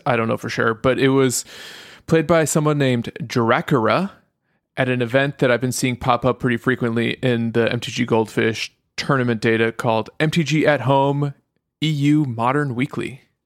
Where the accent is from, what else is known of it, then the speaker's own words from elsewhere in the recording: United States; also born or lived in Europe; Even though I'm an American, I was born in Europe